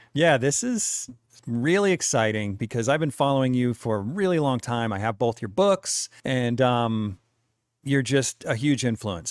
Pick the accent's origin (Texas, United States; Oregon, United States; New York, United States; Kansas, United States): New York, United States; New Windsor; now in Utah, United States; I was from New York